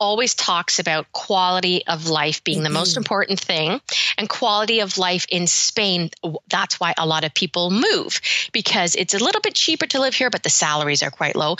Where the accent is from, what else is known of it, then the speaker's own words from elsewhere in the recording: Birmingham, West Midlands, United Kingdom; born there; also born or lived in Canada; I had been there many times because I was born in Birmingham, but I had a lot of relatives that were living in London.